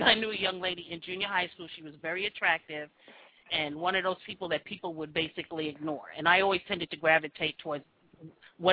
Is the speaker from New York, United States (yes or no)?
yes; New York, United States; moved away; also born or lived in Brooklyn / Jamaica; I'm originally from New York